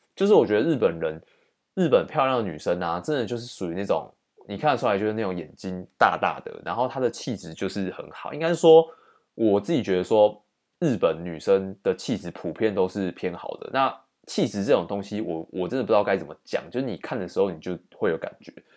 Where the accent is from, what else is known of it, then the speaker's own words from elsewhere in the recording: Taiwan; 他就一直来找我们台湾人